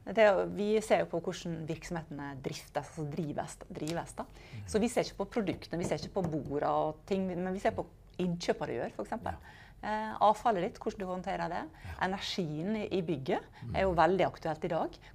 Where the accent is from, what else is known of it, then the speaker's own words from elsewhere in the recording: Norway; Eh, spesielt som nordmenn, egentlig.